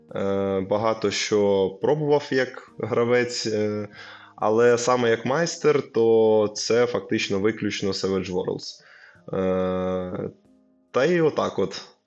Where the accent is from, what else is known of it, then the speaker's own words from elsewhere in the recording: Lviv, Lviv Oblast, Ukraine; я зі Львова